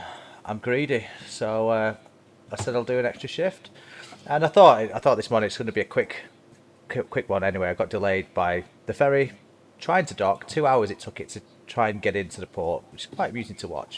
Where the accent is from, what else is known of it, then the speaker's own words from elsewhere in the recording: Manchester, North West England, United Kingdom; Obviously, that might be my hometown.